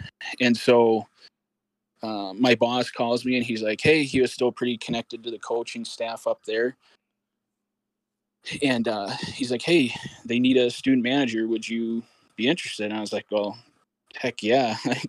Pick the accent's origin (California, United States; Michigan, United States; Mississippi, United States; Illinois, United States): Michigan, United States; Warren; I grew up playing house league hockey in Michigan. I grew up in the Detroit area in Warren, Michigan.